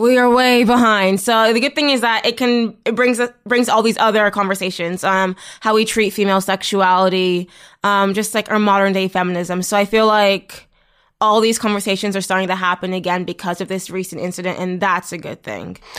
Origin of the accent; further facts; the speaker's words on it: Toronto, Ontario, Canada; I'm from Toronto